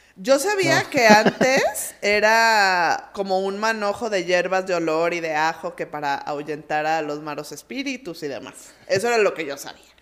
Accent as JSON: {"language": "Spanish", "country": "Mexico", "said": "como buenos mexicanos"}